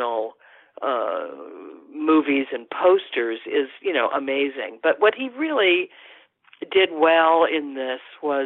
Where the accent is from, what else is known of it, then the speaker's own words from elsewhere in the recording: Los Angeles, California, United States; I am an Angeleno, and of course was a teenager at that time